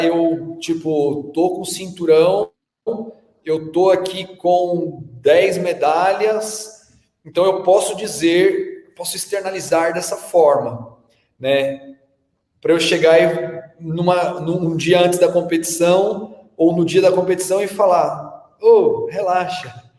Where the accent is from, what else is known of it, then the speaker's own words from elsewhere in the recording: São Paulo, Brazil; also born or lived in Bahia / Australia; quando eu era menino aqui em São Paulo, eu ia muito na Vila Olímpia